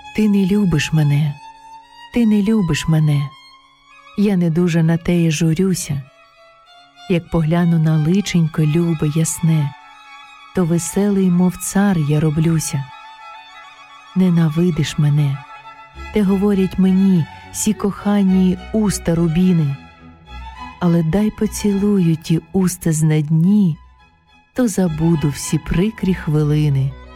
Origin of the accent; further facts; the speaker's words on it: Kyiv, Ukraine; moved away as an adult; now in Aarau, Switzerland; Я українка, киянка